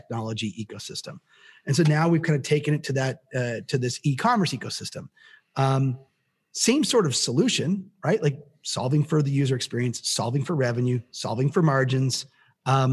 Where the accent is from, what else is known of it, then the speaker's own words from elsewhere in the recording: Canada; I'm Canadian